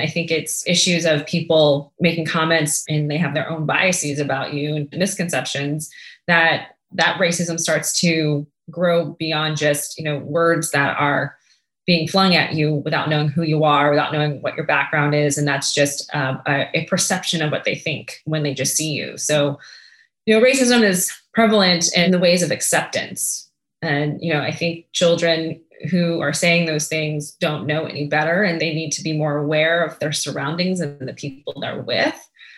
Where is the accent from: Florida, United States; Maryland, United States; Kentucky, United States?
Maryland, United States; Prince George's County; also born or lived in Vietnam; grew up in a very multicultural household, but also in a very dynamic neighborhood where the majority of my neighbors were African-Americans, Prince George's County, Maryland.